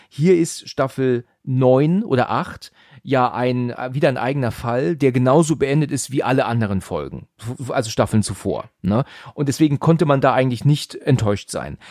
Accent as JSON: {"language": "German", "country": "Germany", "said": "uns als Deutsche"}